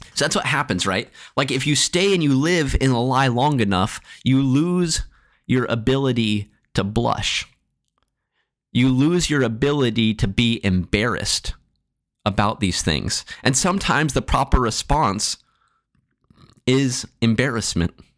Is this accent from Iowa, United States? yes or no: yes; Marshalltown, Iowa, United States; As a kid growing up in Marshalltown